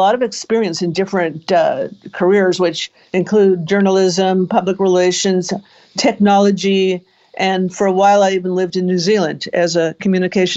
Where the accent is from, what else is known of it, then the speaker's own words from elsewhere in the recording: Beverly Hills, California, United States; accent: Canadian; also born or lived in Montreal, Canada / Marina Del Rey, California; now in Palo Alto, United States; But I grew up in Southern California. I was born in Canada. I was born in Montreal. And my family moved to Southern California, Beverly Hills, because my uncle found a place for us there when I was 7